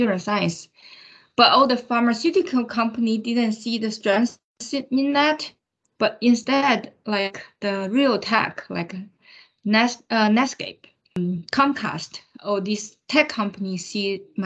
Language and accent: English; China; moved away as an adult; now in United States; I grew up in China. I came from China.